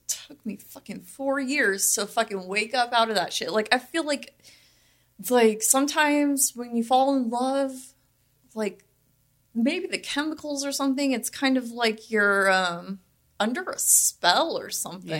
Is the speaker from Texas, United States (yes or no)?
no; Las Vegas, Nevada, United States; I'm from Vegas, born and raised